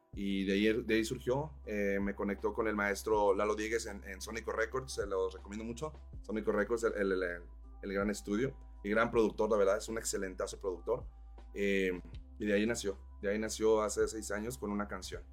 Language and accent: Spanish; Mexico; now in Morelos, Mexico; yo soy de Monterrey, Chihuahua, Monterrey. Este, mi familia es de Chihuahua, Monterrey también